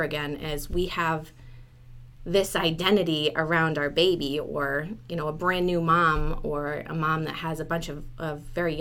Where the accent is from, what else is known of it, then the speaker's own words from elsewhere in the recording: New Hampshire, United States; I live in Dover. I'm actually originally from New Hampshire, and I love the area, so I decided to stay here